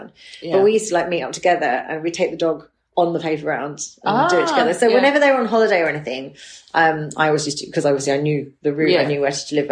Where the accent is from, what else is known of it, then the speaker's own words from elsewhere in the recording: Norfolk, East of England, United Kingdom; growing up in Norfolk, I come from like the real country part as well